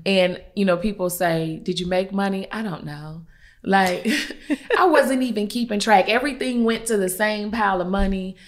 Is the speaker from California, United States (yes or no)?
no; Columbia, South Carolina, United States; I'm from Columbia, South Carolina